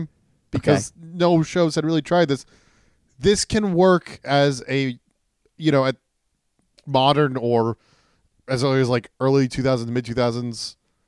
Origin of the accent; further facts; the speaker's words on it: Delaware, United States; We're from Delaware